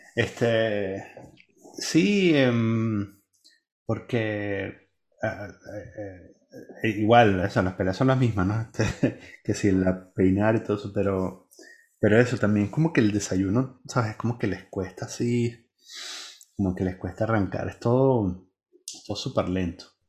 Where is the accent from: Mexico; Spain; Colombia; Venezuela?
Venezuela; born or raised there; moved away